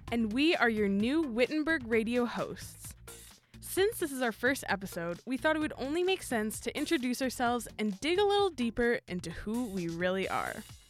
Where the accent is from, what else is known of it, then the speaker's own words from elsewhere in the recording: Winnipeg, Manitoba, Canada; I'm also from Winnipeg.